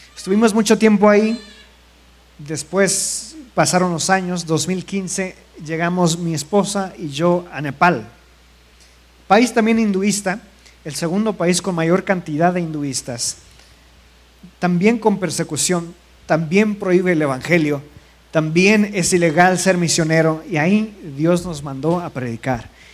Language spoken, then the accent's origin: Spanish; Mexico; moved away as an adult; also born or lived in India; nosotros como mexicanos